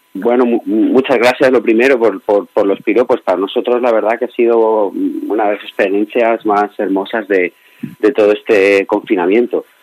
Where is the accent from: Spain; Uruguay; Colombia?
Spain; Alicante, Valencian Community; como alicantino